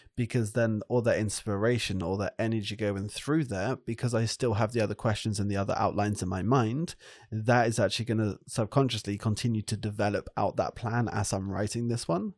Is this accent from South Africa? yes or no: no; France; I grew up in France